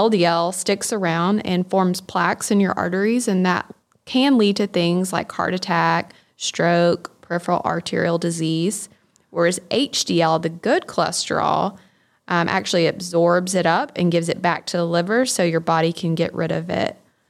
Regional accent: Tifton, Georgia, United States; So I'm actually from Tifton, born and raised here. Went through the Tift County school system.

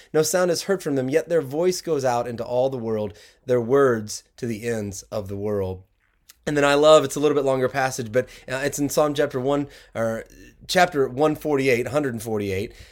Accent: the South, United States; now in Michigan, United States; growing up down south

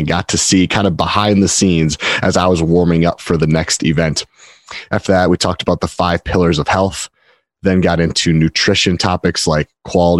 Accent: Minneapolis, Minnesota, United States; I was at the 2015 regionals here in Minneapolis, Minnesota. So in my hometown

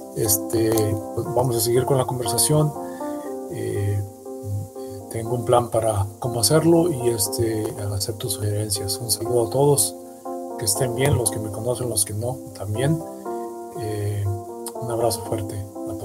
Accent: Mexico; moved away

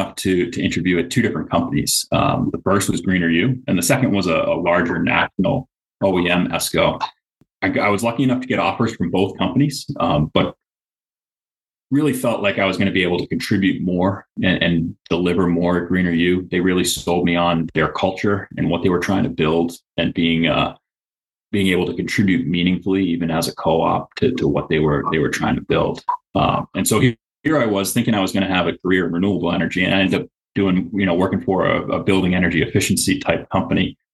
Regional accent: Central Massachusetts, United States; I grew up in Central Mass

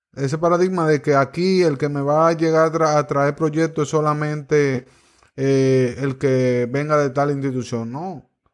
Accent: Cotuí, Sánchez Ramírez, Dominican Republic; mi pueblo, Cotuí

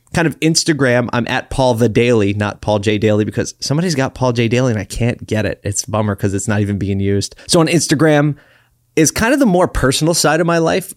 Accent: Philadelphia, Pennsylvania, United States; I grew up in Philly, so it's close to my heart

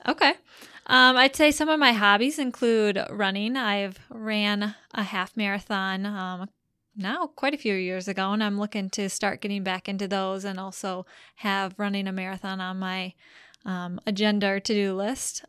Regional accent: Marshfield, Wisconsin, United States; also born or lived in Madison, Wisconsin / Rochester, Minnesota; I grew up in Marshfield, Wisconsin, so that's only about a fifty minute drive from home for me working here right now.

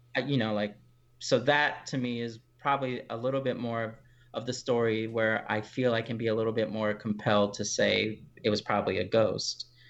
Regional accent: Houston, Texas, United States; I'm from Houston, Texas. That's where I grew up

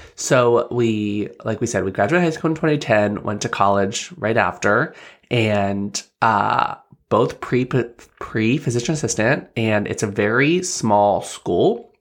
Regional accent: Bellefonte, Pennsylvania, United States; I grew up in, uh, Belfont, P

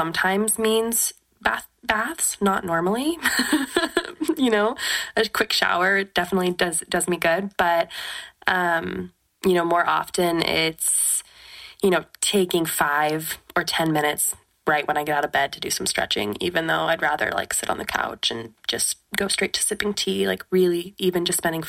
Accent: West Coast, United States; now in Oregon, United States; I'm from the West Coast

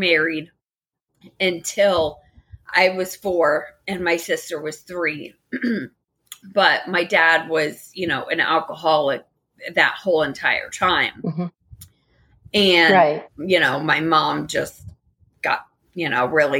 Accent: Daytona Beach, Florida, United States; also born or lived in Tampa; I'm from Daytona

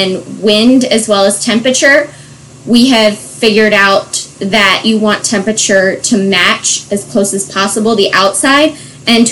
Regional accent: Bucks County, Pennsylvania, United States; also born or lived in Virginia / Lancaster County, Pennsylvania; I grew up in Bucks County, Pennsylvania

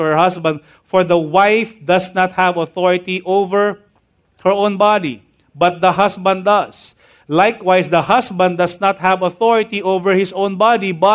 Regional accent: Tahanan Village, Metro Manila, Philippines; I grew up living in Tahanan Village

